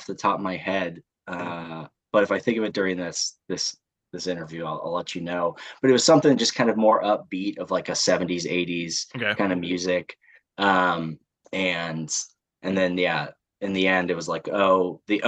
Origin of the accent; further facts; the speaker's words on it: Midwest, United States; moved away as an adult; also born or lived in Chicago; now in Washington, D.C., United States; I grew up in the Midwest and we pump our own gas